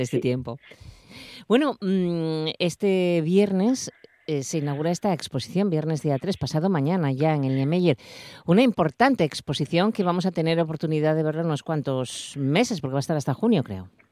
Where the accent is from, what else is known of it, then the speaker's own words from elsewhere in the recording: Asturias, Spain; orgulloso como asturiano